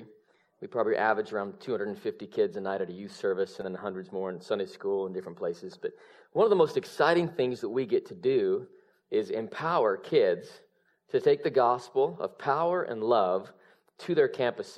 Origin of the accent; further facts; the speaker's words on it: Salt Lake City, Utah, United States; now in Redding, United States; I'm originally born and raised in Salt Lake City, Utah